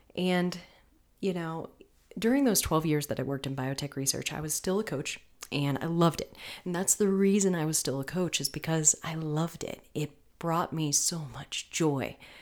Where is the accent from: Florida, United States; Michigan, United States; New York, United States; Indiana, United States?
Florida, United States; I'm from Florida.